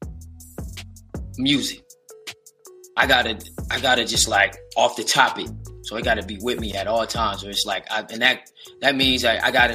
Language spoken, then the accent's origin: English; West Coast, United States; I'm from the West.